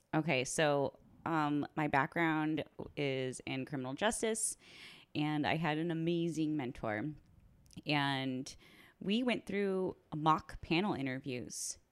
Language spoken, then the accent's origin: English; Orange County, California, United States; now in Seattle, United States; I came from California, so I'm an Orange County girl